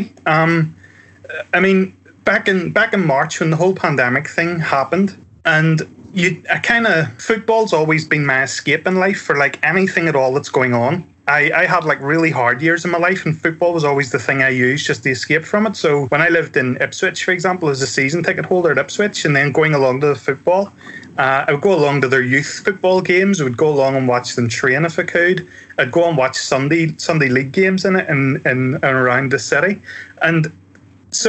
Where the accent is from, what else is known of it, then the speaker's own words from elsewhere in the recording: Ireland; I'm Irish and we use the word crack, again, spelled differently, to mean like banter.